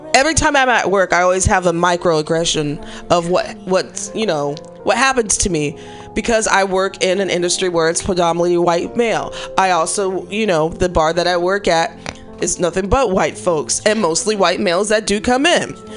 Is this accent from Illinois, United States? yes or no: yes; Chicago, Illinois, United States; moved away; I'm from Chicago